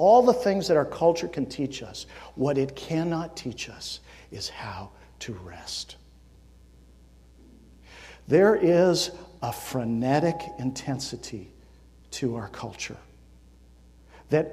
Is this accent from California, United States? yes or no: yes; California, United States; I grew up in California, so hiking meant Sierra Nevadas